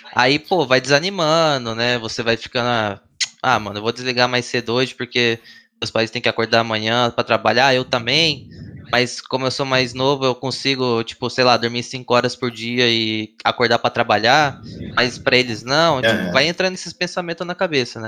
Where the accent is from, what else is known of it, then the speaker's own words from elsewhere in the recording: Foz do Iguaçu, Paraná, Brazil; moved away; eu sou de Foz do Iguaçu, Paraná, eu tinha um time lá que era cinco moleques de Foz